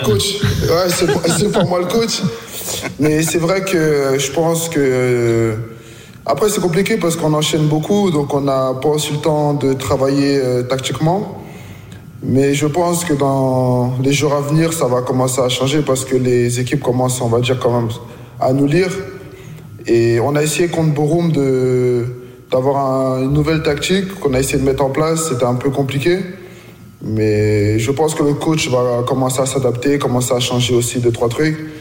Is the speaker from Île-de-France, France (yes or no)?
no; Reims, Grand Est, France; moved away as an adult; also born or lived in Washington, United States / Bern, Switzerland; now in Berlin, Germany; Je suis arrivé bah, en France à un an. J'ai grandi à Reims, formé à Reims, tout fait à Reims